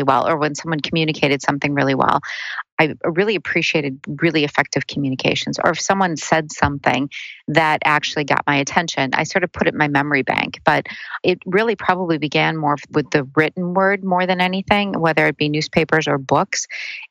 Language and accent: English; central Minnesota, United States; I did grow up in central Minnesota in actually a pretty small little town